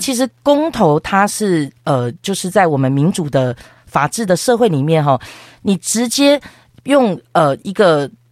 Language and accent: Chinese; Taiwan; 我们台湾人